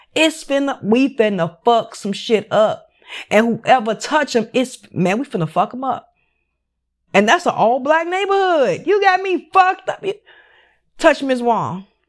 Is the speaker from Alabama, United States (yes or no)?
no; Chicago, Illinois, United States; I grew up in Chicago, West Side.